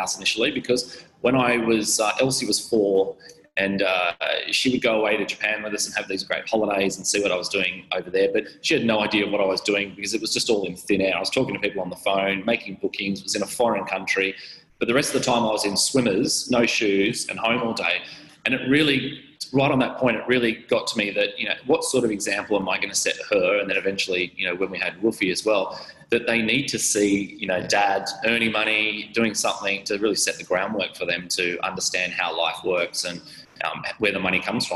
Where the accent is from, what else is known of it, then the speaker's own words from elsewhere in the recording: Sydney, New South Wales, Australia; also born or lived in Gold Coast, Queensland; I grew up on the Gold Coast from 3 till 9, so had a great lifestyle and following our family life up there. Then we moved back to Sydney